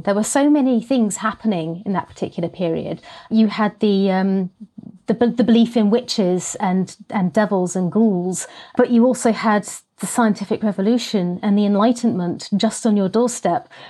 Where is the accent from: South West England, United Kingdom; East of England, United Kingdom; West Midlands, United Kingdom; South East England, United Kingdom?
East of England, United Kingdom; Norfolk; also born or lived in Isle of Sheppey, Kent; I moved to Norfolk with my family when I was three, um, and have lived in the small market town ever since.